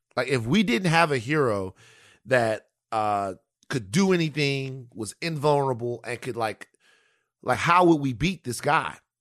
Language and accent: English; Louisiana, United States; I grew up in Louisiana